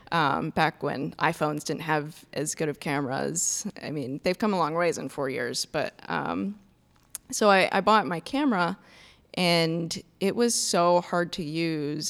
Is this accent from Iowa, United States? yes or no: yes; Iowa, United States; moved away as an adult; also born or lived in North Carolina; now in Milwaukee, United States; I grew up in Iowa